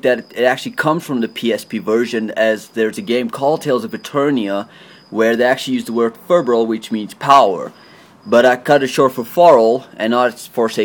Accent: South Africa; I am a South African.

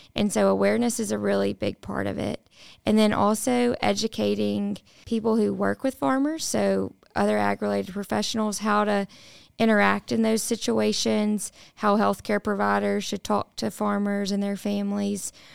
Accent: the Mississippi Delta, United States; I grew up in the Delta

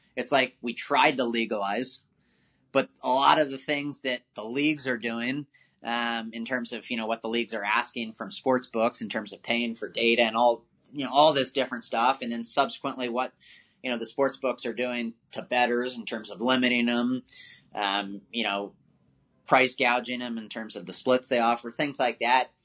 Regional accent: Maryland, United States; moved away as an adult; also born or lived in Washington, District of Columbia, United States / Virginia; I was born on the East Coast uh, in, in DC. Uh, you know, grew up in Maryland and then uh, basically lived in Virginia my whole life

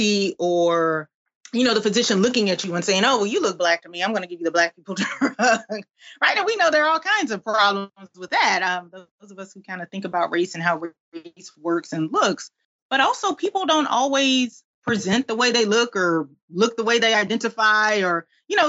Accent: Albany, Georgia, United States; I'm from South Georgia. I'm from a little town called Albany, Georgia

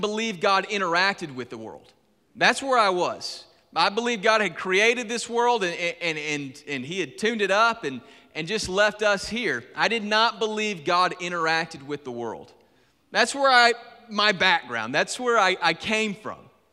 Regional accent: Griffin, Georgia, United States; I was born and raised in Griffin, Georgia, on the other side of Atlanta

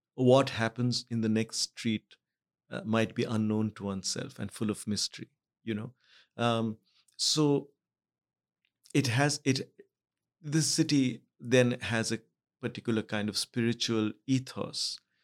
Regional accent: Mumbai, Maharashtra, India; also born or lived in Kolkata; I was born in Calcutta, but I grew up in Bombay.

